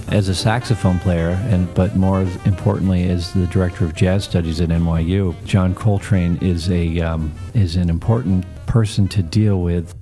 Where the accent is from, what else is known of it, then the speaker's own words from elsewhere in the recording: Midwest, United States; I grew up in the Midwest in the middle of nowhere in the cornfields.